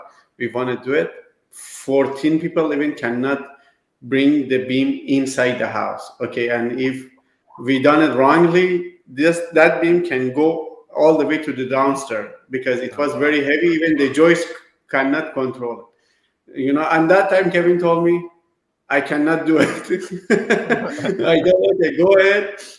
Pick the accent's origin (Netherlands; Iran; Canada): Iran; now in United States; I came from Iran.